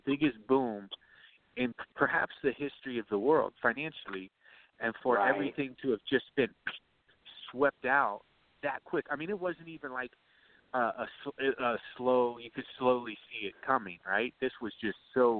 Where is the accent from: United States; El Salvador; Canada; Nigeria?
United States; Ohio; moved away; I grew up out there in Ohio, man. I grew up in a town.